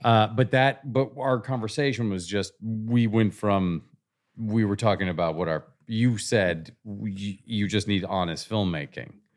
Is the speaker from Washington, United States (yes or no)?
yes; Seattle, Washington, United States; moved away as an adult; I grew up in Seattle